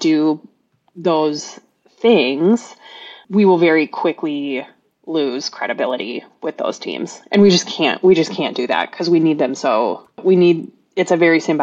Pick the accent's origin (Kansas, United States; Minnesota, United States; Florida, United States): Minnesota, United States; I'm from Minnesota